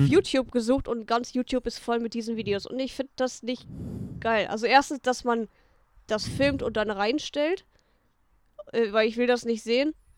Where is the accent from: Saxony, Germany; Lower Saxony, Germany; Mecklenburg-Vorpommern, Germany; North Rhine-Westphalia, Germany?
North Rhine-Westphalia, Germany; Harsewinkel; ich bin ja hier auch aufgewachsen, Münsterland, Ostwestfalen, Lippe, ich bin ja so auf der Grenze